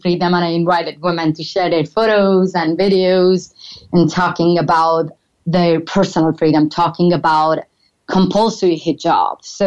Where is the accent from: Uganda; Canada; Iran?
Iran; moved away as an adult; toward my hometown